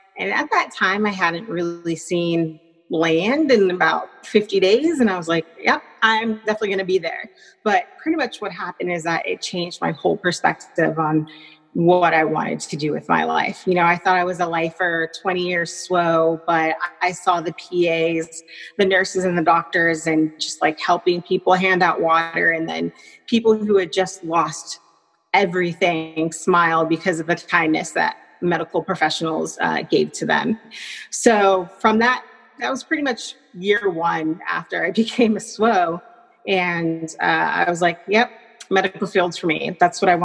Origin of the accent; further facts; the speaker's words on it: Riverside, California, United States; moved away; I'm originally from Riverside, California